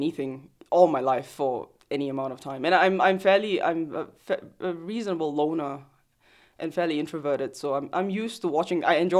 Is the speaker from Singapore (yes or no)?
yes; Singapore; moved away as an adult; also born or lived in Australia; So I was born and raised in Singapore.